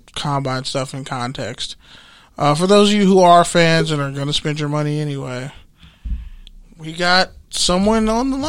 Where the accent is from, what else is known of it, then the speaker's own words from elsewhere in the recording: Oakland, California, United States; I'm from East Oakland